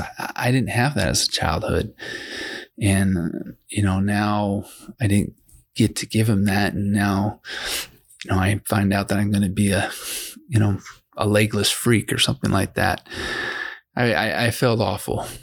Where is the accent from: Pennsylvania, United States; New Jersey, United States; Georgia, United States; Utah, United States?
Utah, United States; Provo; now in Vernal, United States; I'm from Vernal, Utah. I grew up in Provo, Utah